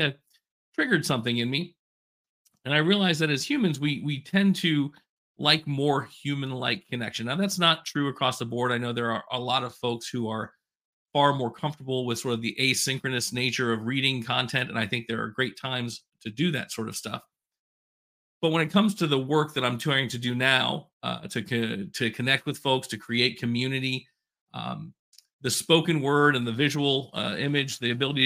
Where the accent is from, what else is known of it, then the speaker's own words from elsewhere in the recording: Polk County, Florida, United States; I grew up in Polk County